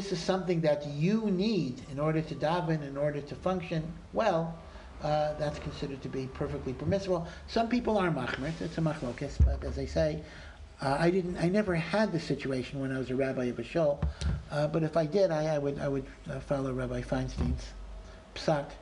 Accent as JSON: {"language": "English", "region": "Maryland", "country": "United States", "moved": "yes", "said": "I come from Maryland near Washington"}